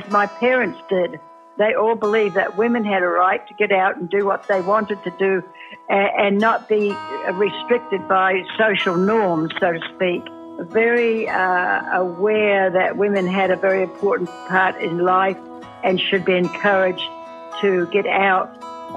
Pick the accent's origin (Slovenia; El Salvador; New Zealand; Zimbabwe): New Zealand; also born or lived in Washington State, United States; now in Washington, United States